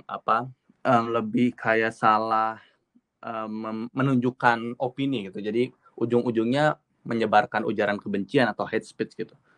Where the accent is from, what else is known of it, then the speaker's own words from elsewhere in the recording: Bandung, West Java, Indonesia; moved away as an adult; also born or lived in Jakarta; now in London, United Kingdom; Uh, eh, gue dari Bandung sebenarnya, tapi gue ambil undergraduateku di Jakarta. Dan sekarang gue ada di London, ngambil MBA Global Business di Coventry University London.